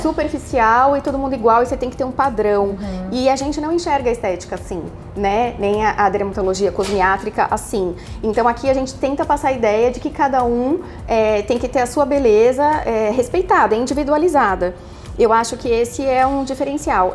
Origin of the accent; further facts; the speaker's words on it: São Paulo, Brazil; moved away as an adult; now in Londrina, Brazil; eu sou de São Paulo, capital.